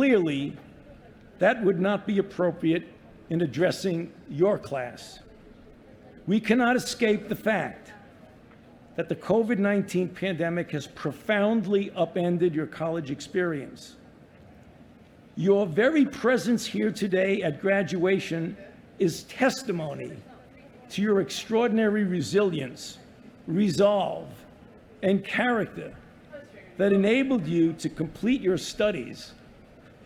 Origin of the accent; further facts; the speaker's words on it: New York City, New York, United States; moved away; I was born and raised in the Bensonhurst section of Brooklyn.